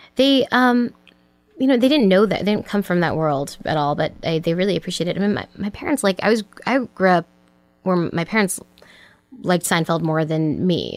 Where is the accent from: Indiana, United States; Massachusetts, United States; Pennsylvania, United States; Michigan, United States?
Massachusetts, United States; Cambridge; also born or lived in Weston, Massachusetts; I grew up in Cambridge, Massachusetts